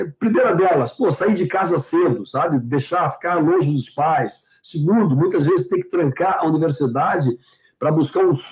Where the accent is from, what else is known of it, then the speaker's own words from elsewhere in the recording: Porto Alegre, Rio Grande do Sul, Brazil; also born or lived in São Leopoldo; eu nasci em São Leopoldo, com seis anos de idade, nossos pais nos levaram para Porto Alegre, que queria que a gente estudasse é, em Porto Alegre